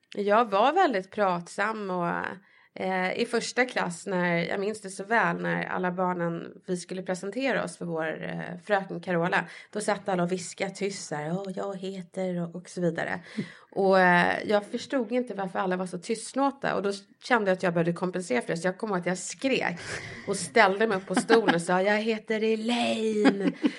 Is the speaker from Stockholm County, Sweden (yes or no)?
yes; Stockholm, Stockholm County, Sweden; Jag är uppväxt i Bredäng utanför stan